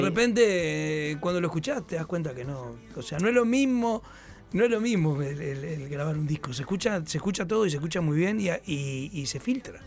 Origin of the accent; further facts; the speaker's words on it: Montevideo, Uruguay; nosotros los, los montevideanos